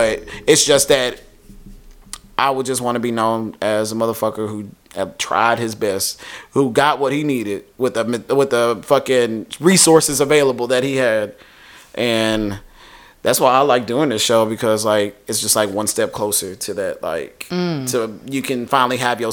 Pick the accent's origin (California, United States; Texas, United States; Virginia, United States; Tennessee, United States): Texas, United States; Waco; moved away; It's not a bad place. It's just like, I grew up there. I was born and raised there.